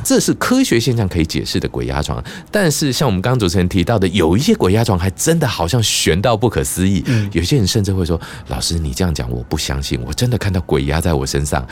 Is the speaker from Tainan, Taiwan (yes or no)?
no; Pingtung County, Taiwan; now in Taipei, Taiwan; 我就回去我的老家，屏东老家扫墓